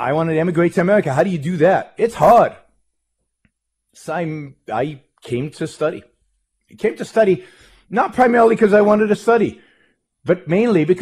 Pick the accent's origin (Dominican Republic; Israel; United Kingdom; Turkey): Israel; moved away as an adult; now in United States; I was born in Israel, raised in Israel, lived most of my early life in Israel, served in the Israeli army in military intelligence.